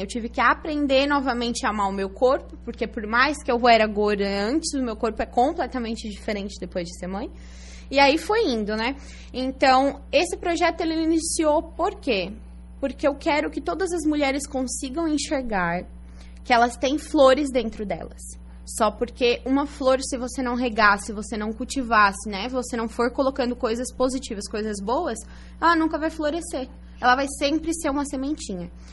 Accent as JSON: {"language": "Portuguese", "town": "Araranguá", "region": "Santa Catarina", "country": "Brazil", "tie": "born or raised there", "also_born_or_lived": "Içara / Criciúma", "moved": "as an adult", "said": "eu nasci em Isara, mas nunca morei lá. Uhum. E aí morei até os meus cinco anos em Criciúma e depois vim para Araranguá. Então sou araranguaense, é, né? Então... Morei aqui até os 18 anos"}